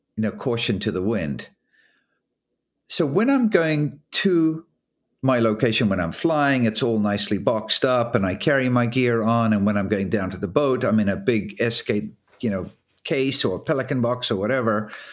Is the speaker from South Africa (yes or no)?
yes; South Africa; moved away as an adult; now in Newport, United States; I grew up in South Africa and then left in seventy-nine to go ocean racing as a professional